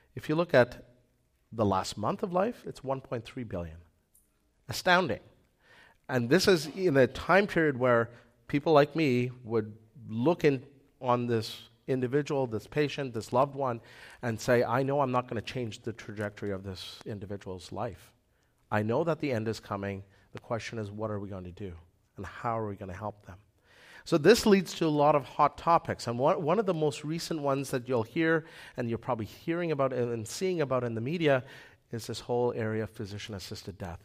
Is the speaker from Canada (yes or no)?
yes; Manitoba, Canada; moved away; I came from Manitoba